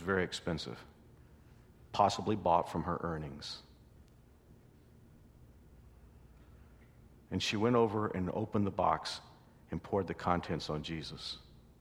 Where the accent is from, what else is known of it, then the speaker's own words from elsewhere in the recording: Wichita, Kansas, United States; I'm from Wichita.